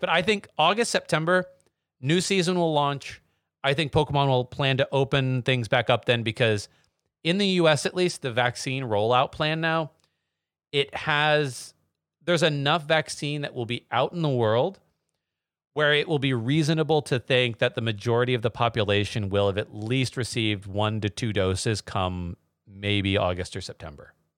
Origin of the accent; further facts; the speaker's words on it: Texas, United States; moved away; I'm from Texas originally